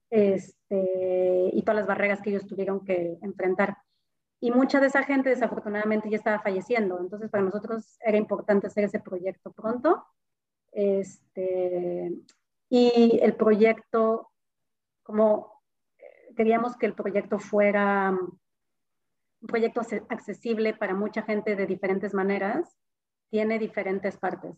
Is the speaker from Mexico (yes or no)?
yes; Mexico; moved away as an adult; now in Melbourne, Australia; yo soy de México